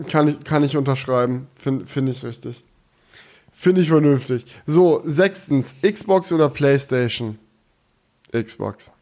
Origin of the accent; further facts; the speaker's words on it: Swabia, Baden-Württemberg, Germany; ich bin ja ein Schwabe und aus meiner Heimat kommt ja der legendäre Schokoladenhersteller